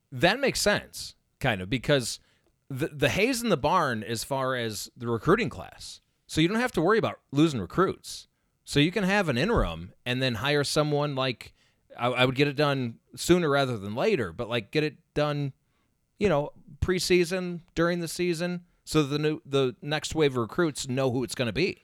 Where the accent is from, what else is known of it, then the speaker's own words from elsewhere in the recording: Indiana, United States; I grew up in Indiana.